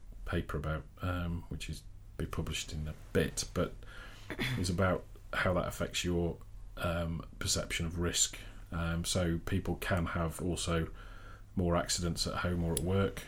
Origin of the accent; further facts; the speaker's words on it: Yorkshire and the Humber, United Kingdom; I'm from Yorkshire